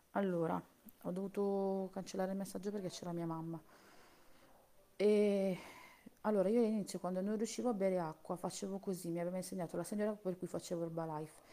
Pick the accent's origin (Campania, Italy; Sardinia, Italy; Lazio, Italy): Campania, Italy; io sono campana, sono della provincia di Napoli, purtroppo, anche se non si sente dall'accento